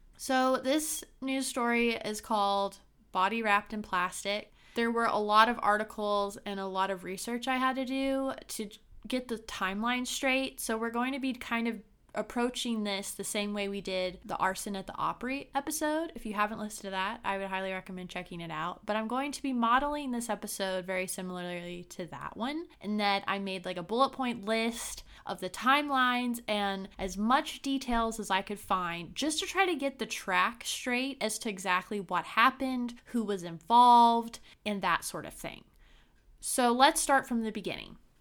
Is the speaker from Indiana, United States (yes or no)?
yes; Brown County, Indiana, United States; my small hometown, Brown County, in Indiana.